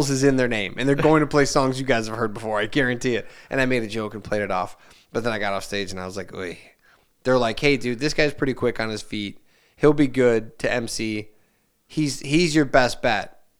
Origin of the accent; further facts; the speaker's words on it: Hammond, United States; I would talk about I'm from Hammond, isn't this great